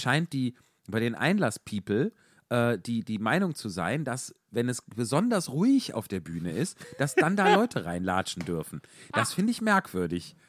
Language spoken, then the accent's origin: German; Wuppertal, North Rhine-Westphalia, Germany; ich komme aus Wuppertal